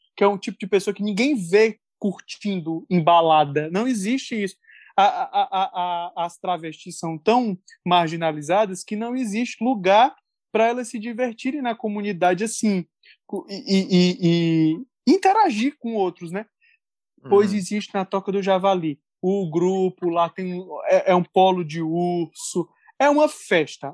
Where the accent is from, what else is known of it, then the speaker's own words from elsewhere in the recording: Fortaleza, Ceará, Brazil; como um bom fortalezense que sou